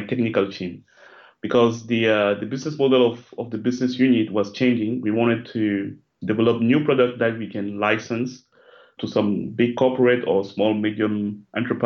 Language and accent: English; Cameroon; now in Paris, France; I live in Paris, in France. I'm originally from Cameroon